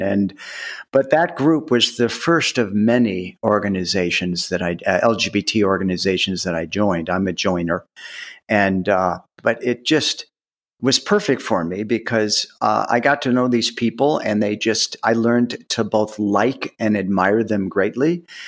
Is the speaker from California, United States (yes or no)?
no; outside Cleveland, Ohio, United States; I grew up in Ohio, outside Cleveland